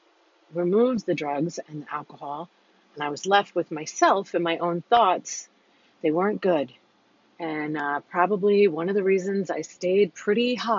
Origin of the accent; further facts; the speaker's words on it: New York, United States; moved away; I'm a New Yorker